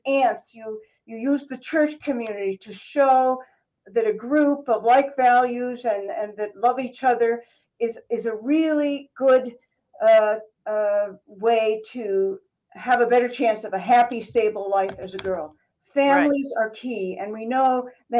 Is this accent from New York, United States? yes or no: yes; New York, United States; I grew up in New York State